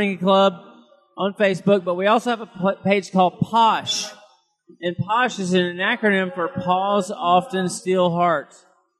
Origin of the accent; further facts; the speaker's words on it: New Orleans, Louisiana, United States; now in Key West, United States; I'm from the New Orleans area